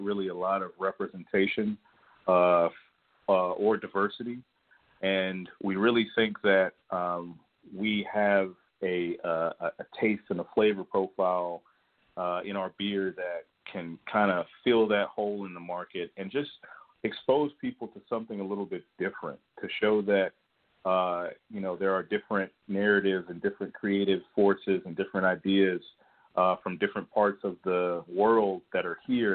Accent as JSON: {"language": "English", "region": "Georgia", "country": "United States", "tie": "born or raised there", "said": "born and raised in Georgia"}